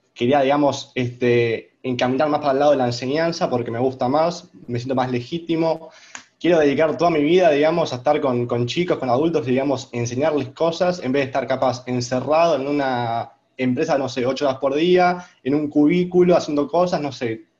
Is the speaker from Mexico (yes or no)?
no; Argentina; first language Spanish; soy argentino